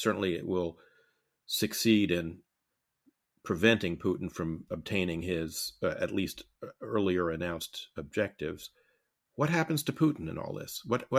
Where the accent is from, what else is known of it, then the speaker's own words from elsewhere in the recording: United States; also born or lived in Soviet Union; As someone who lived in the Soviet Union for 2 years as an American diplomat